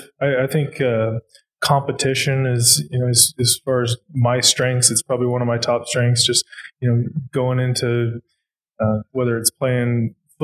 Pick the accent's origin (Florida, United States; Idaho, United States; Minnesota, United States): Idaho, United States; Glenns Ferry; born or raised there